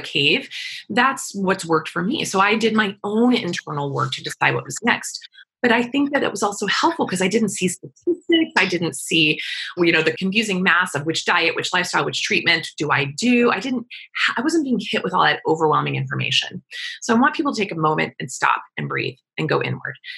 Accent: Wichita, Kansas, United States; I grew up in Wichita, Kansas

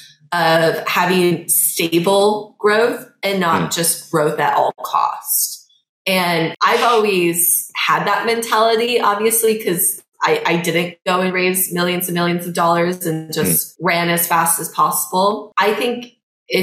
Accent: Midwest, United States; I'm from the Midwest

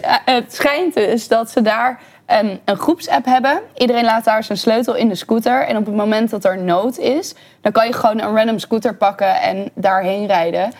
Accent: Breda, North Brabant, Netherlands; also born or lived in Bavel; now in Amsterdam, Netherlands; Ik ben van Breda naar Bavel verhuisd. Dat is de enige verhuizing met mijn ouders

